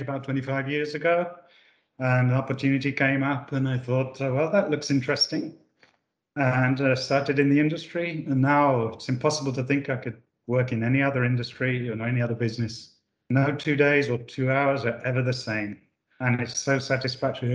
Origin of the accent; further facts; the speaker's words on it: United Kingdom; moved away as an adult; now in Italy; I'm not actually Italian. I was born in the UK. I moved here 30 years ago, and I've never moved away.